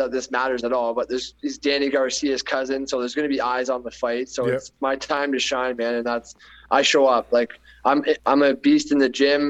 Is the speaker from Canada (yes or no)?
yes; Canada; Canada and my hometown